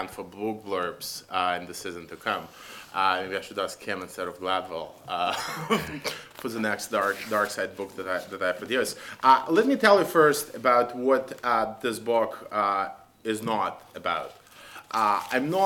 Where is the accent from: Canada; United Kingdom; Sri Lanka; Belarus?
Belarus; moved away; I come from Belarus.